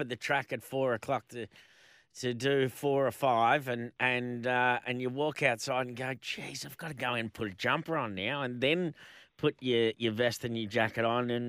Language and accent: English; Melbourne, Victoria, Australia; moved away; I'm from Melbourne